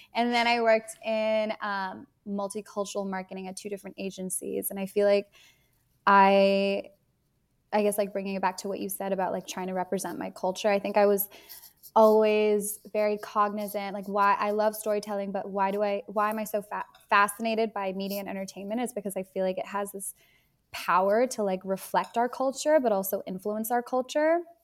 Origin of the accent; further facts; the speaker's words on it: Bay Area, Silicon Valley, California, United States; I grew up in the Bay Area, in the Silicon Valley